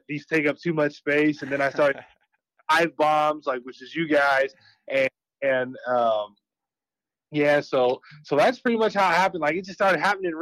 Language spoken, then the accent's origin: English; Valencia, California, United States; also born or lived in Bakersfield, California / Florida; So, I grew up in Bakersfield, which is like 2 hours north of LA and kind of like inland. And then when I was a little older, when I got into elementary school, I moved up to Valencia